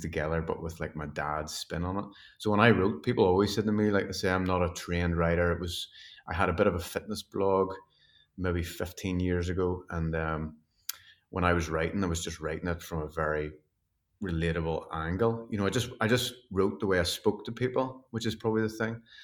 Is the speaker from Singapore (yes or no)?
no; Belfast, Northern Ireland, United Kingdom; growing up in Belfast and where Northern Ireland was never great through those sort of times